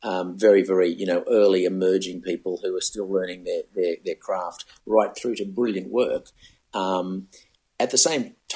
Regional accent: Sydney, New South Wales, Australia; moved away as an adult; now in Melbourne, Australia; When I first got to Melbourne, I was raised in Sydney, and I did my apprenticeship in TV stations in Sydney.

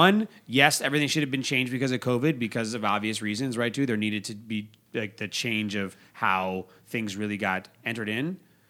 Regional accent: United States; now in Las Vegas, United States; I grew up outside of Washington, D.C.

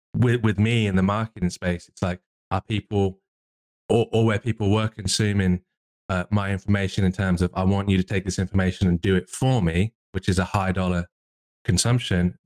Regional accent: England, United Kingdom; I'm English

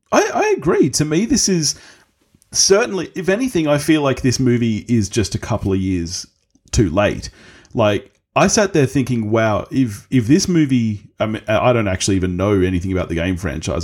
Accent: Australia; I'm Australian.

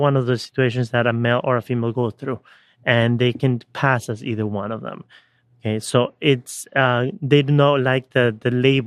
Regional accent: Ecuador; when I was born, back in the 80s, early 80s, growing up in Ecuador, at age 4

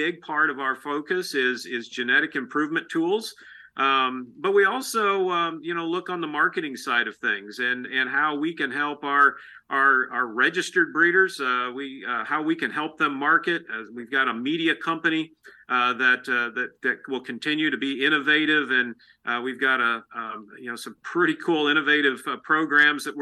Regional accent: Illinois, United States; moved away as an adult; now in St. Joseph, United States; places where I grew up in Illinois

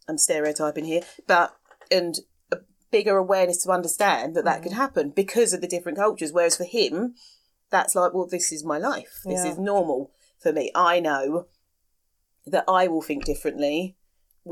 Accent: London, United Kingdom; moved away as an adult; now in Kent, United Kingdom; we're both from London

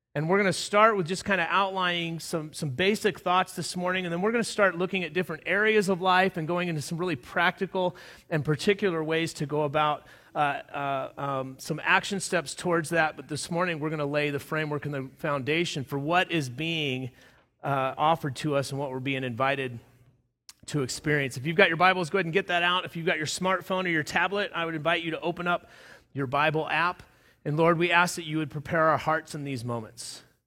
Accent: Southern California, United States; moved away as an adult; also born or lived in Palm Springs, California / Lyons, Colorado; now in Colorado, United States; I grew up in Southern California

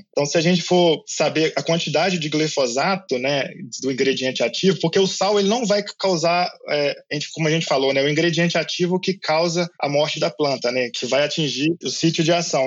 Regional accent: Minas Gerais, Brazil; moved away as an adult; also born or lived in Lincoln, Nebraska, United States / Madison, Wisconsin, United States / São Paulo; Eu sou de Minas Gerais

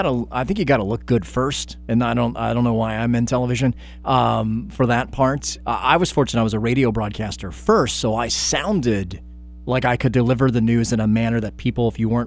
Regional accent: Stone Mountain, Georgia, United States; accent: Southern; Because I grew up in Stone Mountain, Georgia.

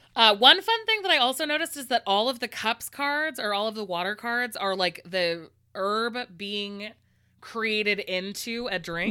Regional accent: California, United States; I'm a Californian

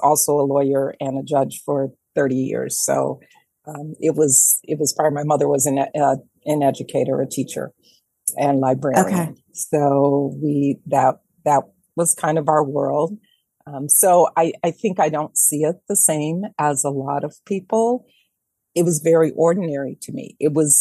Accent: Detroit, Michigan, United States; moved away as an adult; also born or lived in New York; I am born and raised in Detroit proper

